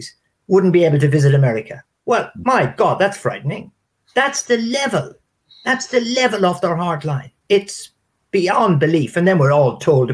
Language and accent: English; Ireland; moved away; Ireland's advantage, my country